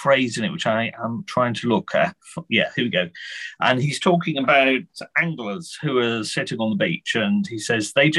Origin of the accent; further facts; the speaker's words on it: United Kingdom; I live in Britain, I'm British